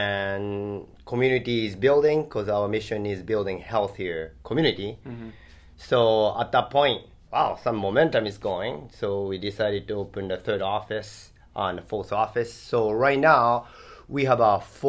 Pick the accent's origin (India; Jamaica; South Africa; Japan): Japan; English is a second language; moved away as an adult; now in Hawaii, United States; my origin is Japan. So born and raised in Japan for first 20 years